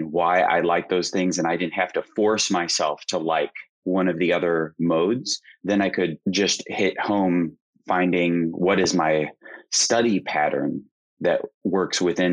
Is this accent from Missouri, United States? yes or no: yes; Missouri, United States; I had to pick a language in high school, and I'm from Missouri